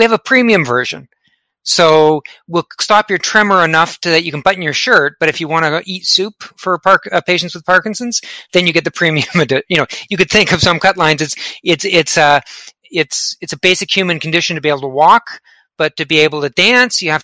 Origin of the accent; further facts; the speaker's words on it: Canada; accent: Canadian; you may have picked up on my Canadian accent, the out and about.